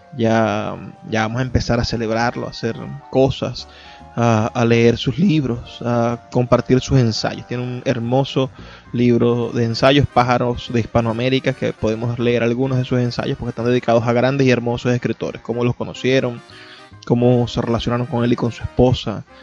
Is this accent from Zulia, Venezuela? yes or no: yes; Zulia, Venezuela; soy zuliano por lo que hago en conjunto como sociedad del Zulia